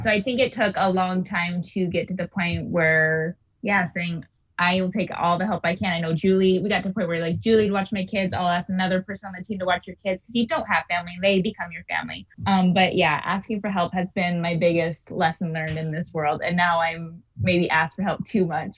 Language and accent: English; Washington, United States; moved away; I'm from Washington State, so that's on the west side